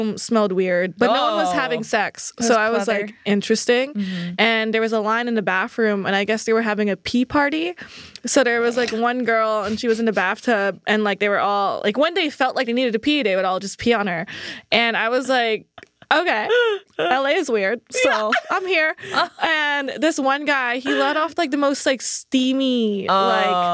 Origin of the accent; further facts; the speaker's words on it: Philippines; I'm from the Philippines